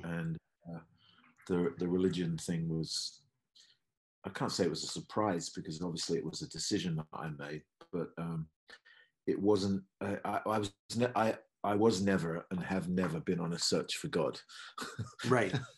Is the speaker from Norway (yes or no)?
no; countryside near Cambridge, East of England, United Kingdom; also born or lived in Los Angeles, United States; now in London, United Kingdom; I'm not from London. I grew up in the countryside near Cambridge.